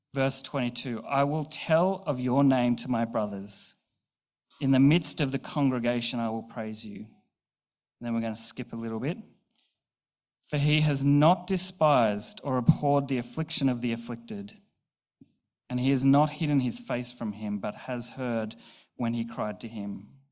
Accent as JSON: {"language": "English", "town": "Newcastle", "region": "New South Wales", "country": "Australia", "tie": "born or raised there", "also_born_or_lived": "Bathurst", "said": "I was moving from Newcastle to Bathurst uh, for uni. So I was 18, fresh out of home"}